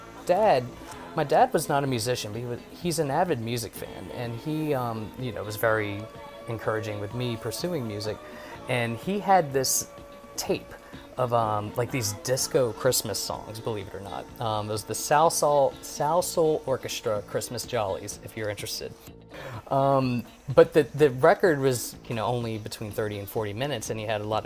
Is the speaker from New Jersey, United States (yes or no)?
no; New Orleans, Louisiana, United States